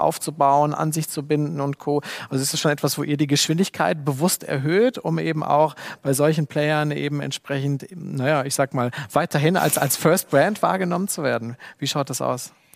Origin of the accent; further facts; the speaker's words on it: Germany; bei uns in Deutschland